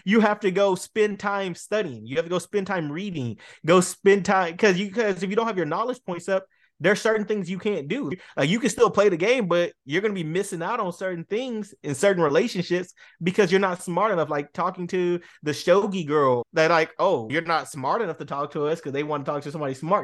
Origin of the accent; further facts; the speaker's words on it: Boston, Massachusetts, United States; also born or lived in Dallas, Texas; I'm a Dallas native, but I was raised and love in Boston